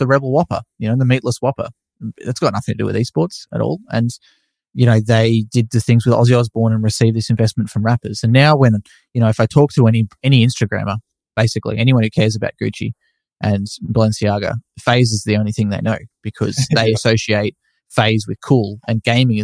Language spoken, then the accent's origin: English; Australia; being an Australian